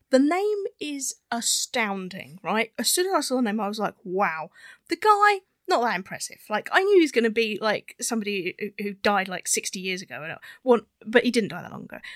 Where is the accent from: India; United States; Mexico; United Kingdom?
United Kingdom; because we're British, we say Hoover all the time